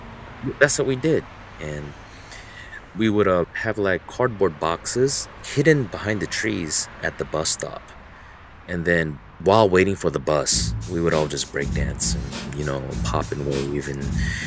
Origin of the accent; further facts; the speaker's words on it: Atlanta, Georgia, United States; moved away; I was born in Atlanta, Georgia.